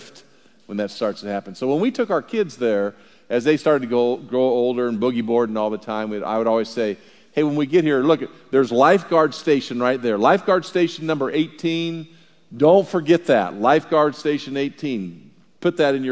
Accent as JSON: {"language": "English", "region": "Southern California", "country": "United States", "tie": "born or raised there", "moved": "yes", "said": "I was born in Southern California back like when there were real dinosaurs in La Brea Tar Pit back in there when I was born. But there's two things that I loved about growing up in Southern California"}